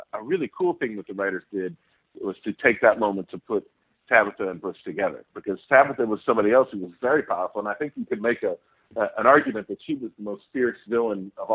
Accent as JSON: {"language": "English", "town": "Indianapolis", "region": "Indiana", "country": "United States", "said": "I'm being from Indianapolis"}